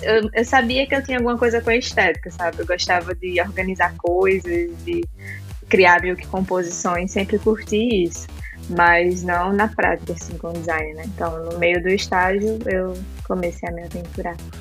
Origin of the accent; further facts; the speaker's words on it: João Pessoa, Paraíba, Brazil; moved away as an adult; now in Santa Catarina, Brazil; eu sou natural de João Pessoa, na Paraíba